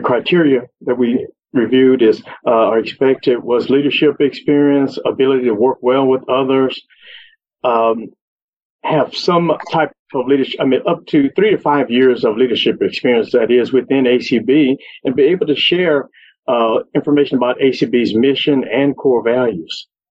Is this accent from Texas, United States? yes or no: yes; Beaumont, Texas, United States; I'm from Beaumont, Texas